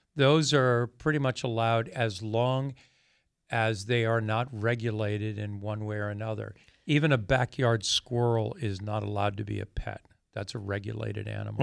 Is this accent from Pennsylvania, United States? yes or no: yes; Pennsylvania, United States; I grew up in Pennsylvania.